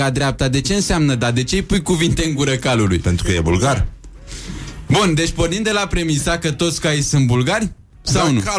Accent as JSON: {"language": "Romanian", "town": "Craiova", "region": "Dolj", "country": "Romania", "said": "sunt totuși din Craiova, nu din Vaslui."}